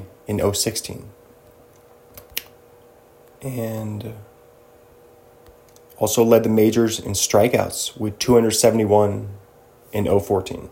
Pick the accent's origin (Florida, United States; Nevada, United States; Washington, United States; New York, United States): Washington, United States; Bothell; Bothell, where I hail from